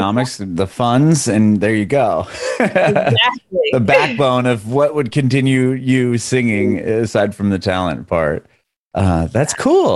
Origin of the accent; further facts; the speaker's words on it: San Diego, California, United States; I'm from San Diego, so I know the area.